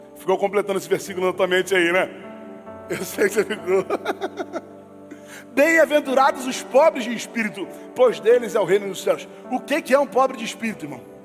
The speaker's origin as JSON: {"language": "Portuguese", "region": "Rio de Janeiro", "country": "Brazil", "tie": "born or raised there", "said": "a gente é carioca, irmão, a gente é fluminense, a gente é criado no Rio"}